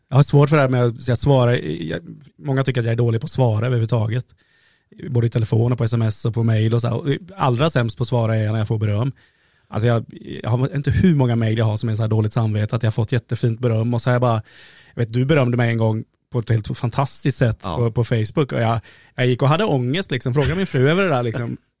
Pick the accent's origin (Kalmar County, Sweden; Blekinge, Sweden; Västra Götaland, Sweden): Kalmar County, Sweden; Oskarshamn; moved away as an adult; also born or lived in Stockholm; jag växte upp på eh, Kikebogatan, 6C